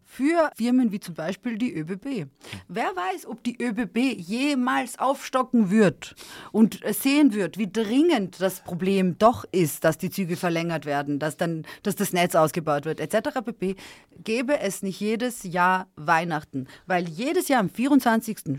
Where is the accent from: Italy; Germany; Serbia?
Serbia; moved away; Sag ich, aus Serbien.